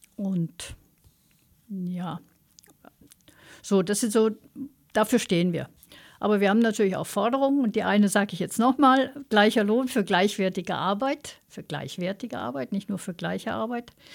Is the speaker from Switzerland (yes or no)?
no; Austria; als Österreicher